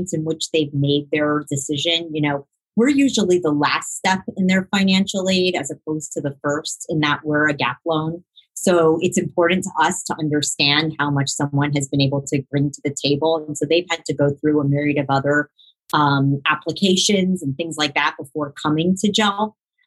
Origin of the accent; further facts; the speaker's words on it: Miami, Florida, United States; I grew up in Miami, and I grew up with a large Jewish community surrounding me in the South Florida area